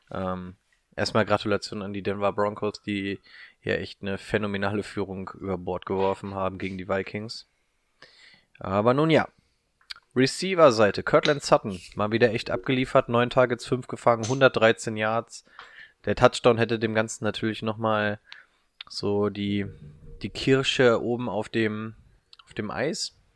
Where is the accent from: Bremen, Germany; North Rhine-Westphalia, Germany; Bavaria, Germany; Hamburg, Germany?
North Rhine-Westphalia, Germany; Ich bin im Ruhrgebiet aufgewachsen.